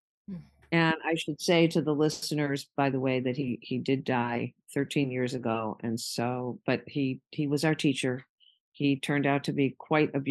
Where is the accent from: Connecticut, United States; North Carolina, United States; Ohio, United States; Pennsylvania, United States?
Connecticut, United States; West Hartford; moved away as an adult; now in Martha's Vineyard, United States; I had moved to the Vineyard from West Hartford